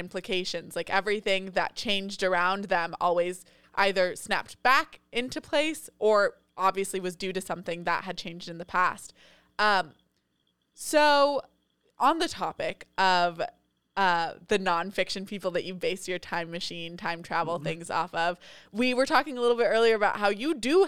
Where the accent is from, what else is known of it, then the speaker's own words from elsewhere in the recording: Monterey, California, United States; he is in Monterey now, which is where I grew up